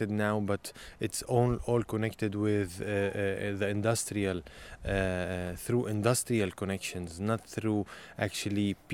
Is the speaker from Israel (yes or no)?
yes; Nazareth, Northern District, Israel; Growing up in Nazareth